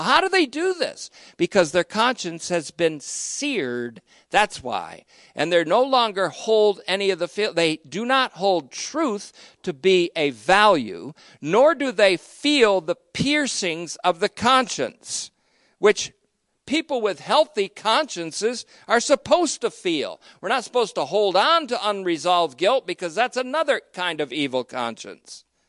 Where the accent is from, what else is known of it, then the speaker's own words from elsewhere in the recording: United States; I speak as an American today